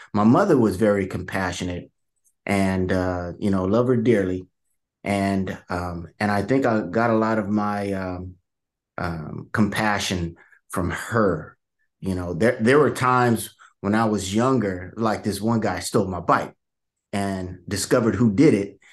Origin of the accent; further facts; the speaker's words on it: Vallejo, California, United States; I grew up in, uh, some of you guys might may have heard of Vallejo, California